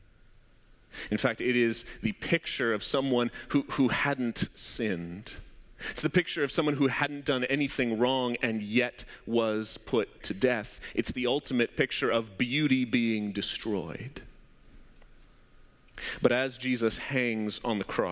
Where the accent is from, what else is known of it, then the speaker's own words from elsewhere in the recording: Abbotsford, British Columbia, Canada; also born or lived in Surrey, British Columbia; When I was around 10 years old, my parents had just moved to Surrey. We moved from Abbotsford to Surrey